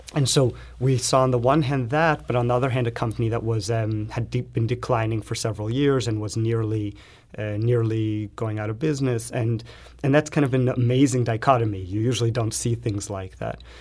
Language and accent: English; Los Angeles, California, United States; moved away; I come from Los Angeles